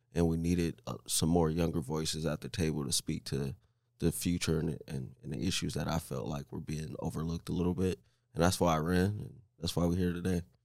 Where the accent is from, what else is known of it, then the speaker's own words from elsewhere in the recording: Omaha, Nebraska, United States; also born or lived in Saint Louis; born and raised in Omaha